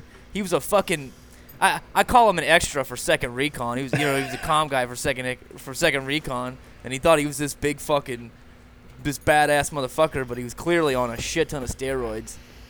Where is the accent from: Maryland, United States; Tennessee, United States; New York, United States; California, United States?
Tennessee, United States; I'm from Tennessee originally. I joined the Navy as a corpsman.